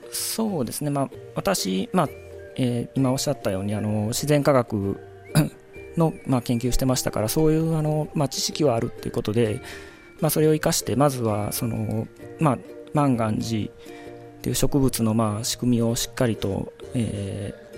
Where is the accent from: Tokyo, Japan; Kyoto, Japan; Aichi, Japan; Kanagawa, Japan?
Kyoto, Japan; Maizuru; moved away as an adult; 舞鶴出身でしてでまあ、生まれ育った環境っていうのが、まあ、西舞鶴